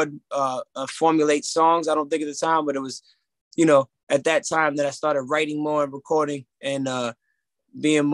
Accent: Newark, New Jersey, United States; also born or lived in Union, New Jersey / Irvington, New Jersey; Born and raised Union, Irvington, Newark, all around that area, around the tri-state area

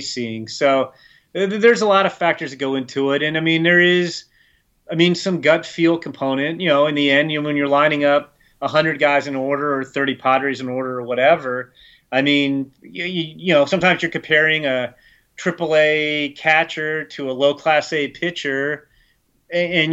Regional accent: Northern Virginia, United States; I grew up in the Northern Virginia area

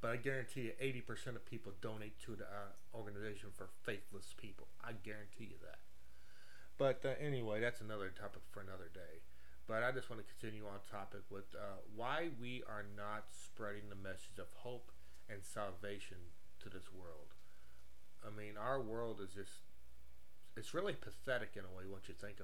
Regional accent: United States; we as American people

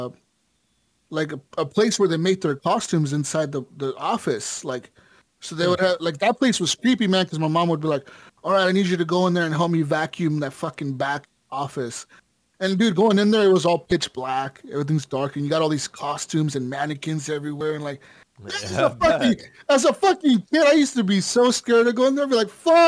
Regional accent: Las Vegas, Nevada, United States; when I was growing up in Vegas, my parents, my mom and my dad, they used to work for this guy

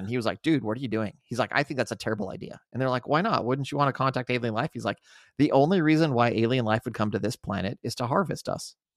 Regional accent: Albuquerque, New Mexico, United States; I grew up in Albuquerque.

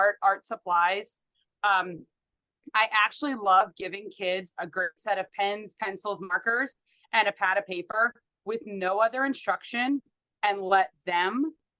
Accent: Pittsburgh, Pennsylvania, United States; moved away as an adult; now in Wichita, United States; I grew up in Pittsburgh, Pennsylvania.

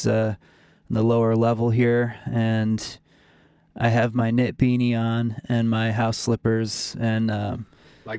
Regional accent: Pittsfield, Massachusetts, United States; I grew up in Pittsfield, Massachusetts, just a small town, city on the kind of on the New York border

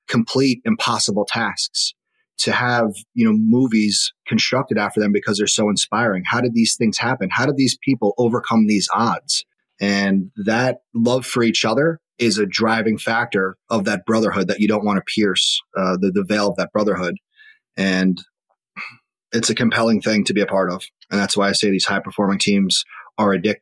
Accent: Long Island, New York, United States; I'm from Long Island, and I was a freshman in college when 9/11 occurred

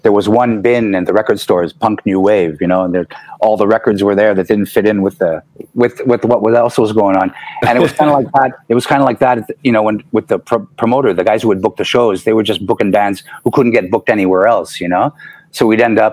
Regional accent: Montreal, Quebec, Canada; also born or lived in Illinois, United States; Good thing about growing up in Montreal was that we got a lot of European influence

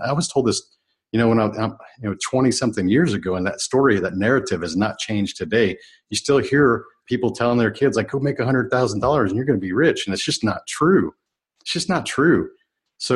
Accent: United States; I was really born as American

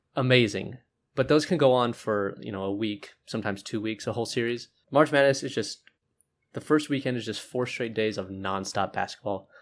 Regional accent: Omaha, Nebraska, United States; I'm from Omaha

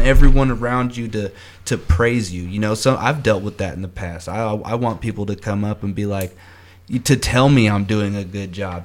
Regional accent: Kansas City, Missouri, United States; I'm from Kansas City

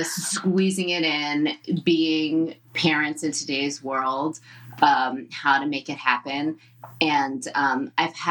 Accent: New Jersey, United States; I am Jewish from Jersey, and I look like I'm Jewish from Jersey

